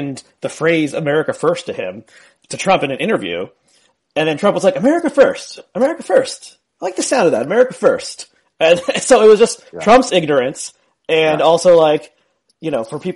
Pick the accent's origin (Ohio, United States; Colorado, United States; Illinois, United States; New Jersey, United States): New Jersey, United States; Essex County; I grew up in Essex County, New Jersey, where Newark is